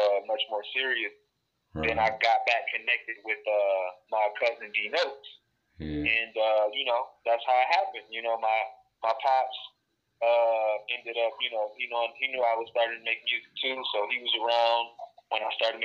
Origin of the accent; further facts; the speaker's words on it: Detroit, Michigan, United States; Detroit, Michigan. B-Town, baby